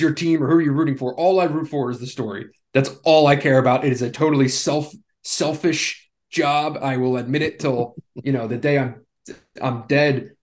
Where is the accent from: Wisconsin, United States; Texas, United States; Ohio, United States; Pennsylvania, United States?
Pennsylvania, United States; Philadelphia; I grew up in the Northeast, right? Grew up in Philadelphia, Villanova, right down the street